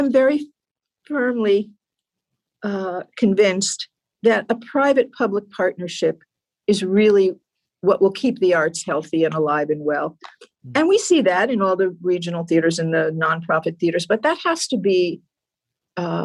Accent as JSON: {"language": "English", "region": "New Jersey", "country": "United States", "tie": "born or raised there", "said": "I grew up in New Jersey"}